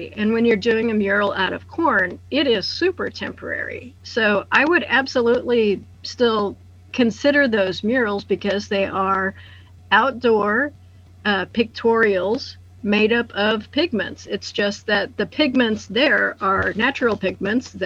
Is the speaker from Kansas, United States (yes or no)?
yes; Lucas, Kansas, United States; my hometown of Lucas